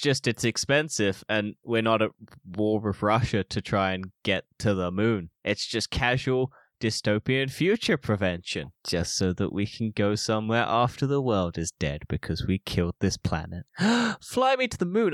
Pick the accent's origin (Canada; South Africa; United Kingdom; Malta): United Kingdom; I'm British